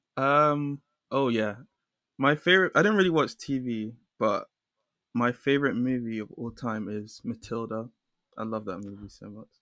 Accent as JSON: {"language": "English", "region": "London", "country": "United Kingdom", "tie": "born or raised there", "said": "I'm from London. I grew up in London."}